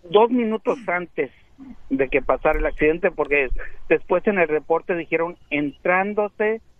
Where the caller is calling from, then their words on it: San Diego, California, United States; San Diego, California.